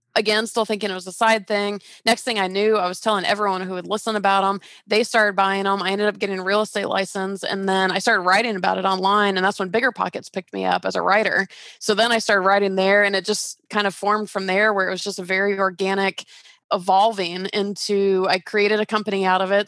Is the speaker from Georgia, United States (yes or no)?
yes; Atlanta, Georgia, United States; moved away as an adult; also born or lived in California; I grew up in Georgia and I started working for that company in Georgia and I took a job transfer for this really cool, like even more dream job version and moved to California